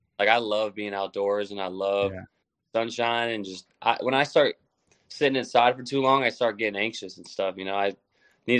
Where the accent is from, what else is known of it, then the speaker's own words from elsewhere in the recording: Midwest, United States; now in Cleveland, United States; I'm from the Midwest, but I'm not from Cleveland